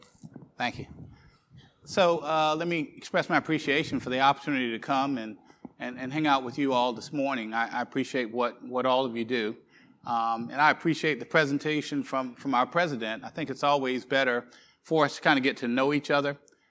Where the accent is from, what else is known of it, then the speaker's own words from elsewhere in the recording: Greeleyville, South Carolina, United States; also born or lived in Kingstree, South Carolina; I was born and reared in Greeleyville, South Carolina. I currently live in Kingstree.